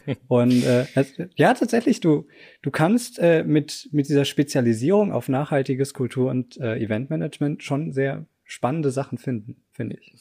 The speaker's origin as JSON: {"language": "German", "region": "Southern Germany", "country": "Germany", "also_born_or_lived": "Tübingen / Munich", "moved": "as an adult", "lives_now": "Potsdam, Germany", "said": "ich komme eigentlich auch aus Süddeutschland"}